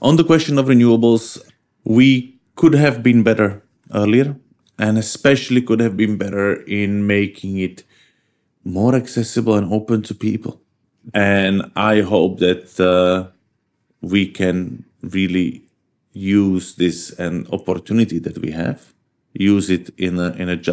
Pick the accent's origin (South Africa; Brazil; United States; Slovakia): Slovakia; Bratislava, Bratislava Region; I come from Bratislava, capital of Slovakia, just downstream on the Danube from Vienna